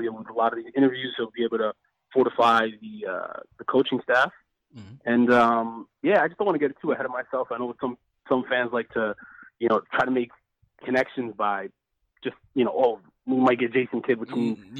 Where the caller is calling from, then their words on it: Edmonton, Alberta, Canada; I'm calling from Alberta, Edmonton, Alberta.